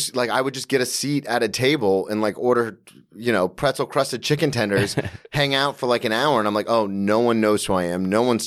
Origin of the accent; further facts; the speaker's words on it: Florida, United States; now in New York, United States; I'm a comedian from Florida.